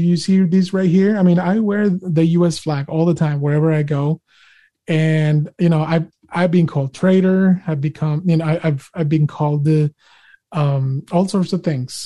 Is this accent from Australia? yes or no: no; Monterrey, Nuevo León, Mexico; English is a second language; now in United States; I was born and raised in Monterrey, Mexico. And I came here in the United States of America back in 2003.